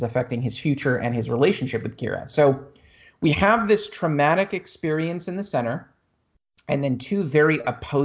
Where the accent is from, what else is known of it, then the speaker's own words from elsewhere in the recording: Los Angeles, California, United States; I grew up in Los Angeles